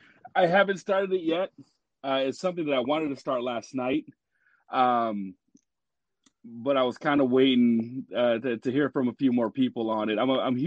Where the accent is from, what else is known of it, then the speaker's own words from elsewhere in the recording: Washington, United States; I'm from Washington State, so I'm here with my kids, and I have a 2-year-old.